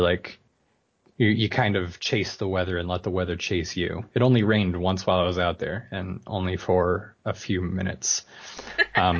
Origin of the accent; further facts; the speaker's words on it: Washington, United States; I live in Washington, or I'm from Washington